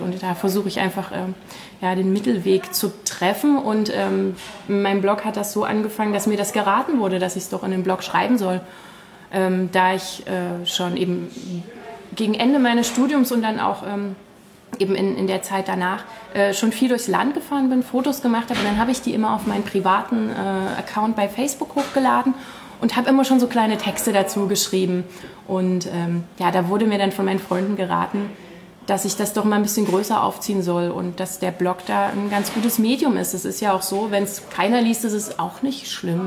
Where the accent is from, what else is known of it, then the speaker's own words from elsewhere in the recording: Königsbrück, Saxony, Germany; now in Leipzig, Germany; Ursprünglich komme ich ähm, aus einem kleinen Ort ähm, in der sogenannten Westlausitz in, aus Königsbrück. Ähm, also ich bin sozusagen auch in der Provinz aufgewachsen